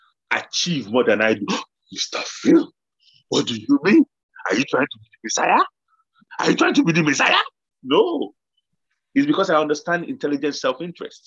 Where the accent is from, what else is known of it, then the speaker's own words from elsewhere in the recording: Nigeria; moved away; I grew up in Nigeria